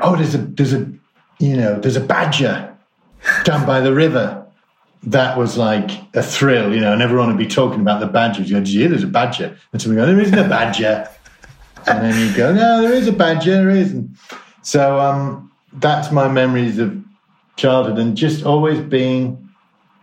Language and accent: English; Croft-on-Tees, North East England, United Kingdom; also born or lived in Richmond, North Yorkshire; I was brought up in Yorkshire, a place called Croft-on-Tees, which actually is Durham, but it's right on the border. And then I went to school in Richmond in North Yorkshire.